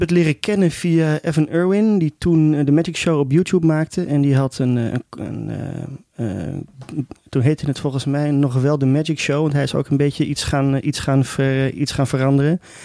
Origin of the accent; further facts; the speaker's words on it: Amsterdam, North Holland, Netherlands; op de middelbare school in, eh, in, in Amsterdam